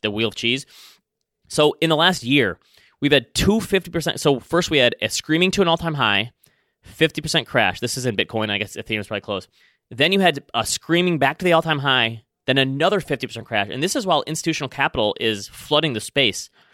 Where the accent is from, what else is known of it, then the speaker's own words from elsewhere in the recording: Traverse City, Michigan, United States; hometown of Traverse City, Michigan